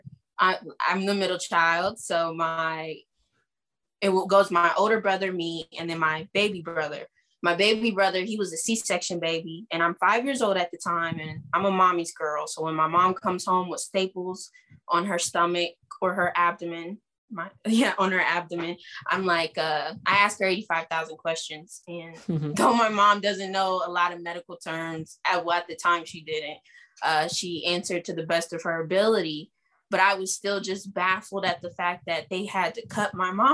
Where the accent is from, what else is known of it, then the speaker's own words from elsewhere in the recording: Springfield, Ohio, United States; I was born and raised in Springfield, Ohio